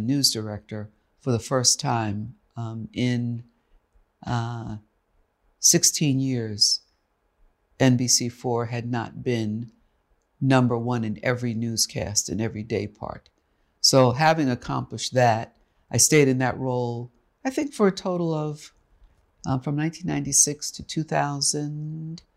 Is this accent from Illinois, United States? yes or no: no; New York City, New York, United States; moved away as an adult; also born or lived in Texas / Oklahoma; now in Los Angeles, United States; New York, my hometown. I'm from Harlem